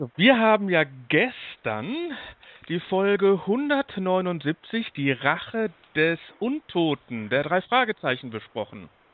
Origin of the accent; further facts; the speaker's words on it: Duisburg, North Rhine-Westphalia, Germany; Ich komme aus Duisburg